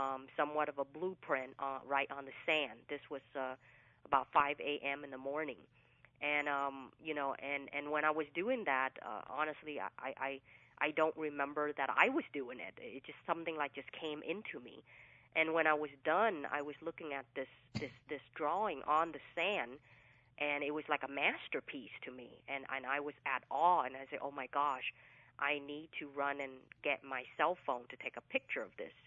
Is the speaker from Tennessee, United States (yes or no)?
no; Fresno, California, United States; first language English; also born or lived in Vietnam; now in Southern California, United States; So I grew up in Central California, which was Fresno, California